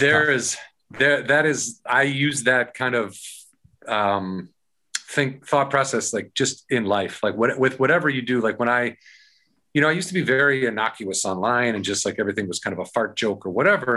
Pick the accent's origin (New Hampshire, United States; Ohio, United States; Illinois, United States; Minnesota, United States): Illinois, United States; Warrenville; also born or lived in Ashland, Wisconsin; I'm from a, a, small town called Warrenville, Illinois